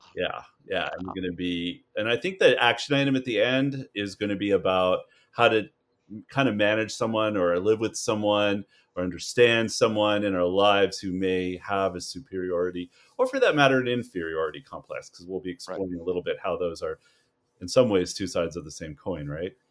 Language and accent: English; Canada; moved away; as a Canadian here